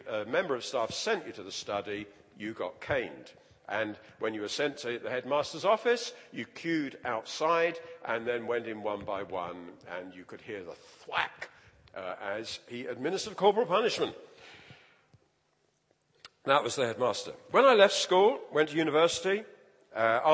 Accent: London, United Kingdom; I grew up in the East End of London.

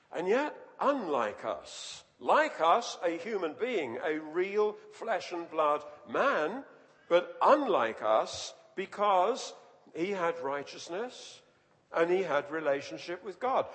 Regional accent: London, United Kingdom; I was, was born and grew up in London, and just near where I lived, there was the City of London Cemetery

